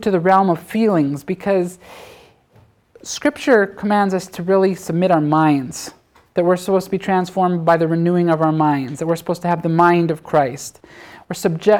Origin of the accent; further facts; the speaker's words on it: Canada; I'm a Canadian.